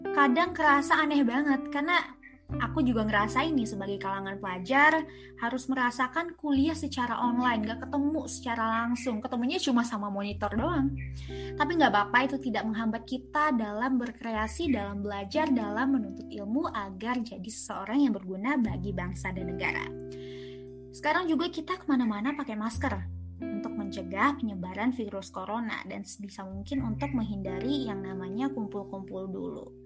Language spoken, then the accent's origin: Indonesian; West Sumatra, Indonesia; Aku dari Sumatera Barat dan kamu dari Sibolga Sumatera Utara.